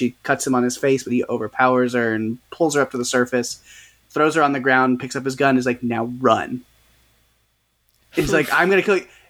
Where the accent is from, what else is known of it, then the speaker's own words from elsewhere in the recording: Texas, United States; growing up in the South, obviously, in Texas.